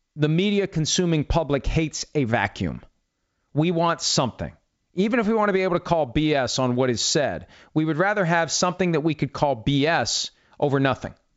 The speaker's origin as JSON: {"language": "English", "town": "Wheeling", "region": "West Virginia", "country": "United States", "tie": "born or raised there", "said": "I grew up in Wheeling, West Virginia, sixty miles from Pittsburgh."}